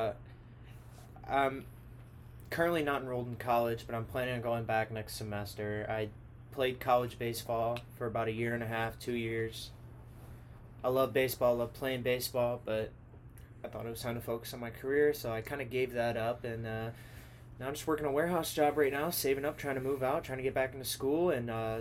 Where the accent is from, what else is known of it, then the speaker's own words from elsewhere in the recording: St. Louis, Missouri, United States; we're from St. Louis.